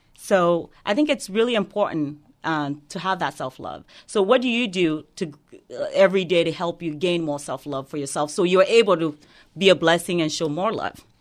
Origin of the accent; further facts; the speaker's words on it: Guinea; now in United States; I was born and raised in West Africa, Guinea